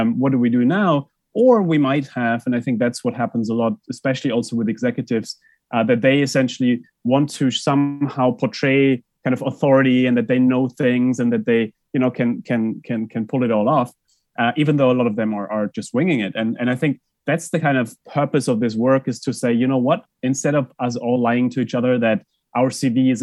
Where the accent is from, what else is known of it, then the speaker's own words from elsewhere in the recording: Germany; moved away; I grew up in Germany